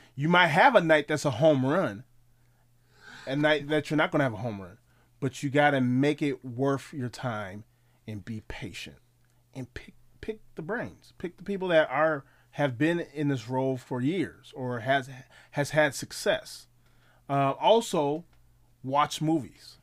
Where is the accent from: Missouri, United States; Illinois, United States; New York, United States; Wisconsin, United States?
Wisconsin, United States; Milwaukee; I'm from Milwaukee, Wisconsin